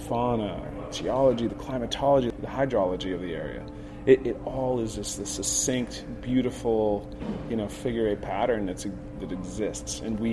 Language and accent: English; Jackson, United States; I was born in Jackson, and had a great upbringing